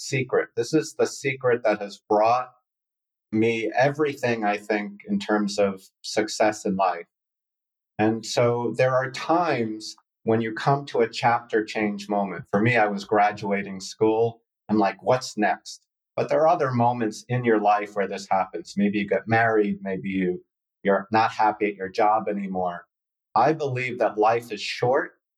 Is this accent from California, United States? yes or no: no; Sharon, Massachusetts, United States; also born or lived in Boston; I was born in Boston and lived in Sharon, Massachusetts, a small town. We had no stoplights growing up